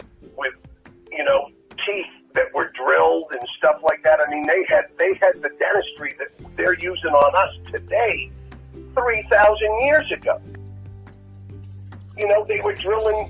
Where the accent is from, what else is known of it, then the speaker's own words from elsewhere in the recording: Martha's Vineyard, Massachusetts, United States; now in Los Angeles, United States; I used to go home all the time. I used to fly back to Boston, and then I would go to Martha's Vineyard. And, you know, Martha's Vineyard, I was one of the poor kids.